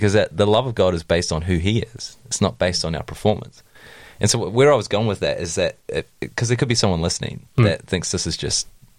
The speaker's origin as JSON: {"language": "English", "country": "New Zealand", "tie": "born or raised there", "said": "I grew up in Tiana"}